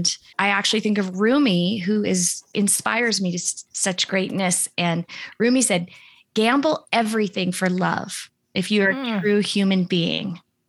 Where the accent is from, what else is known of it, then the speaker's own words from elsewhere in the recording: Seattle, Washington, United States; born there; I was born in Seattle and I'm fourth generation Seattle on both sides of my family.